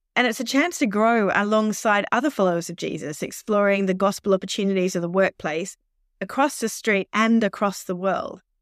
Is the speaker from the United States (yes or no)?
no; Australia; accent: Australian; now in United Kingdom; I am an Australian, as you can probably tell from my accent, uh, but I've lived, uh, over in the U K, um, on and off most of my life